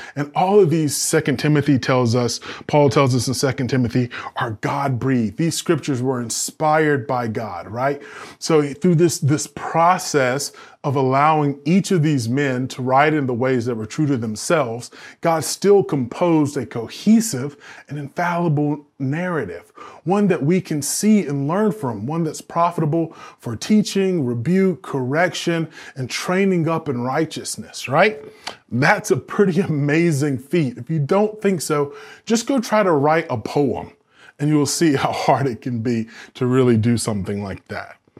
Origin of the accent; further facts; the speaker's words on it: the South, United States; I'm from the South. We have all these, like, Southern phrases